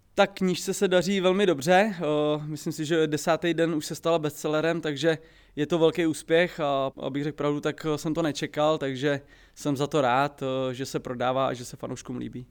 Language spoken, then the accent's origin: Czech; Plzeň, Plzeň Region, Czechia; jsem z Plzně